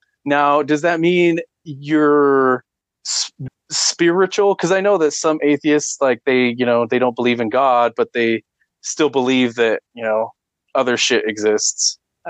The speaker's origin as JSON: {"language": "English", "region": "Idaho", "country": "United States", "tie": "born or raised there", "said": "my hometown is like 2 hours north of Salt Lake City, Utah."}